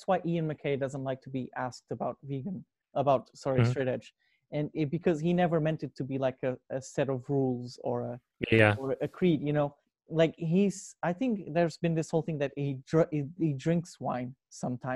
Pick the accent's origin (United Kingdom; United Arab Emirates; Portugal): Portugal; moved away; where I come from, like growing up in Portugal